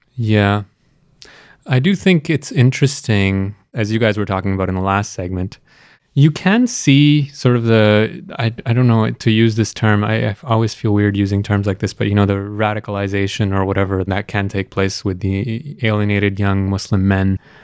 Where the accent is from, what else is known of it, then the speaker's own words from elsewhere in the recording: Canada; also born or lived in Pakistan; now in Toronto, Canada; I spent most of my life here in Canada, and the last recent uh, years of my life here in Toronto